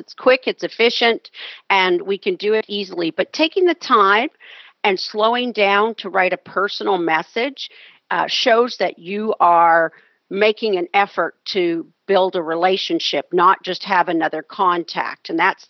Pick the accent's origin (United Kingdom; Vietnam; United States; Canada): Canada; I mentioned to you I'm Canadian. I usually joke when politics comes up and say, well, I'm Canadian, I'm a dual citizen